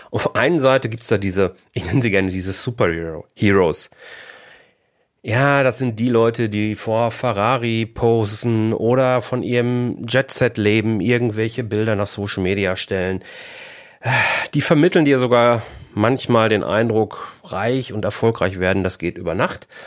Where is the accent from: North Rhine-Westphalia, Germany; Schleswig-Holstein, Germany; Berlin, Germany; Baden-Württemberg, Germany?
North Rhine-Westphalia, Germany; Bochum; born there; now in Haltern am See, Germany; Da wohnen wir jetzt seit 2002 und fühlen uns hier super wohl. Ähm, gebürtig komme ich aus Bochum.